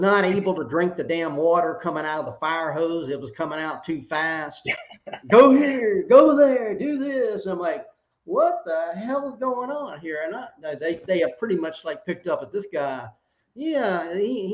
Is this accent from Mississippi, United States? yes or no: no; Georgia, United States; also born or lived in South Carolina; now in San Antonio, United States; I grew up in Georgia and in South Carolina. I'm a Southern guy by birth and by being raised